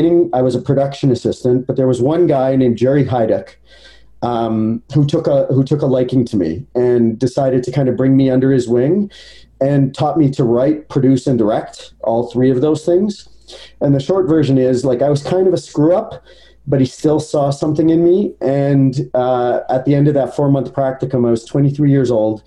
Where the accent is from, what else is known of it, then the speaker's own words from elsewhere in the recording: Edmonton, Alberta, Canada; So I was born in Edmonton, Alberta.